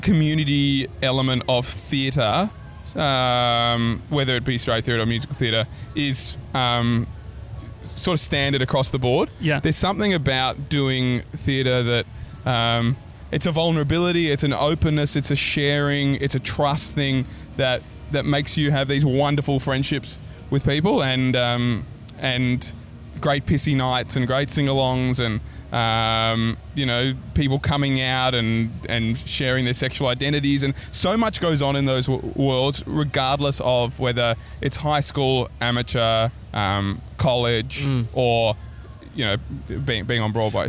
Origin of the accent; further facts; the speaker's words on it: Australia; accent: Aussie; my Aussie accent's just lifted up a notch